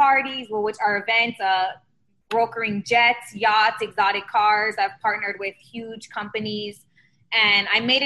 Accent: Miami, Florida, United States; moved away as an adult; also born or lived in Tallahassee, Florida; now in Los Angeles, United States; I am from Miami, Florida.

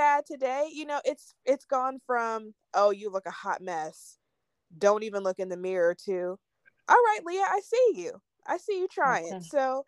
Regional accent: Georgia, United States; also born or lived in Philadelphia, Pennsylvania / Virginia; I grew up mostly in Georgia, Virginia, for a period of my really young life. My dad was in the military

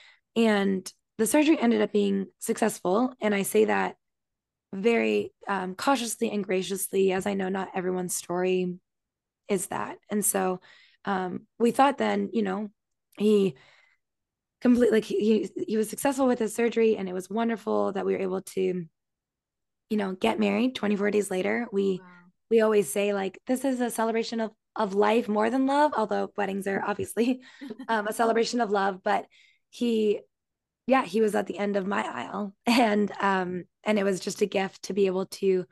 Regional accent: Canada; moved away as an adult; also born or lived in Virginia; now in New York City, United States; I was born and raised in Canada, very small town, grew up on a farm

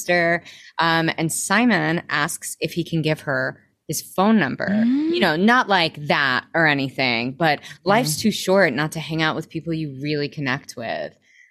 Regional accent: Arkansas, United States; I grew up in Arkansas

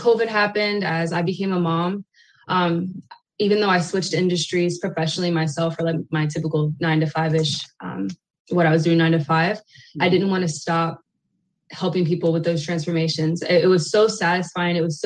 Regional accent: Pennsylvania, United States; moved away as an adult; now in Maryland, United States; Originally, I am from Pennsylvania, born and raised. I moved to Maryland about 4 years ago

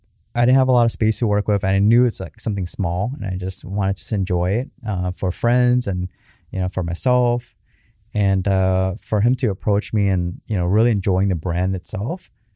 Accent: Garden Grove, California, United States; it's in Garden Grove, down the street where I grew up at and on Main Street.

